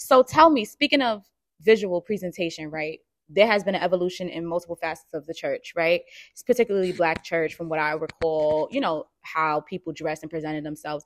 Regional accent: New York City, New York, United States; I'm born and raised in Harlem

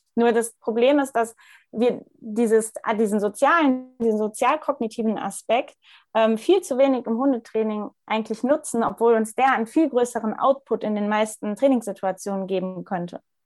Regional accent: Ruhr area, North Rhine-Westphalia, Germany; now in Munich, Germany; komme aus, ja, e-, eigentlich aus dem Ruhrgebiet. Momentan ähm, lebe ich noch in München

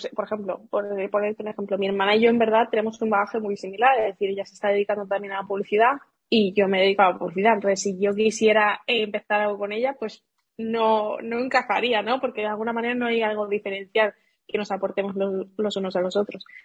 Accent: Seville, Andalusia, Spain; moved away as an adult; also born or lived in Madrid; yo soy de Sevilla y vivía en Sevilla

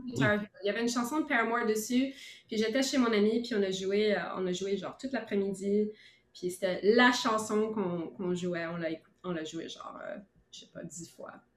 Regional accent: Ottawa, Ontario, Canada; now in Montreal, Canada; je viens d'Ottawa.

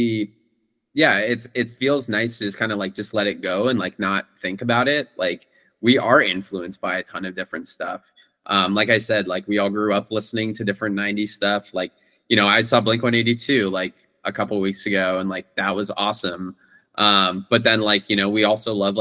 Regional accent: Bay Area, California, United States; now in New York, United States; I'm from the Bay Area, and so before I moved to New York

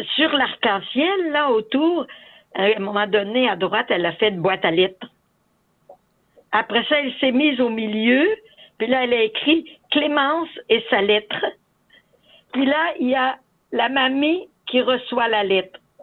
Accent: Saint-Casimir, Quebec, Canada; moved away as an adult; also born or lived in Africa / Latin America / Ahuntsic, Montreal; now in Montreal, Canada; Je suis native de Saint-Casimir de Portneuf. J'ai, je suis née et j'ai vécu en campagne sur une ferme

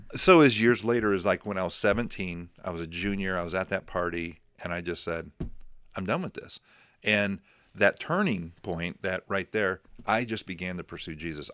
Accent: Crown Point, United States; born or raised there; moved away

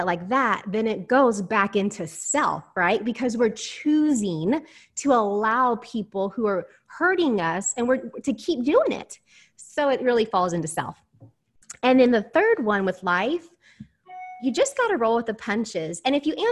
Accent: Houston, Texas, United States; I'm from Houston, Texas

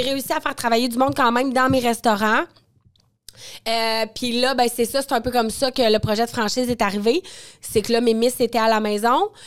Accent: Quebec City, Quebec, Canada; moved away as an adult; also born or lived in Northern Ontario; now in Montreal, Canada; je viens de Limoilou, un petit quartier de, Québec, qui, il y a 36 euh, ans, pour ne pas trahir mon âge, était vraiment pauvre

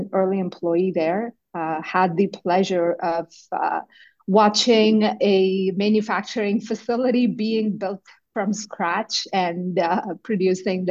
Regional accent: India; moved away as an adult; also born or lived in Manitoba, Canada / Ontario, Canada; now in Canada; I grew up in India, and I went to an agricultural university for my undergrad in India

